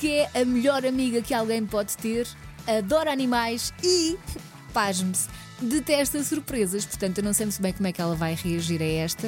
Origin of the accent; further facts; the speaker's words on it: Leiria, Centro, Portugal; eu sou de Leiria